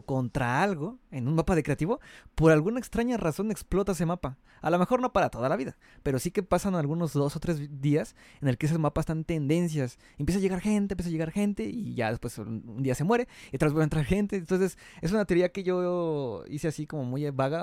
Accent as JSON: {"language": "Spanish", "country": "Mexico", "said": "soy de México, y pues aquí ya sabes que aquí hay varios lugares arqueológicos bonitos"}